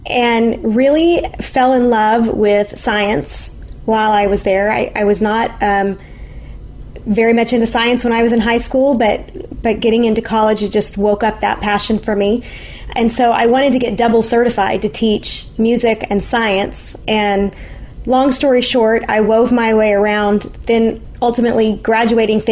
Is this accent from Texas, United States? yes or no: yes; Irving, Texas, United States; also born or lived in Virginia / Arlington, Texas; I grew up in Irving, which is a suburb of Dallas, where the Dallas Cowboys Stadium used to be. And then we moved to Arlington